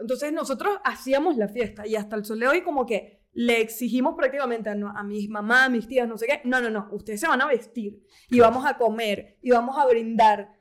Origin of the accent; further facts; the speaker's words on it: Caracas, Capital District, Venezuela; yo soy de Caracas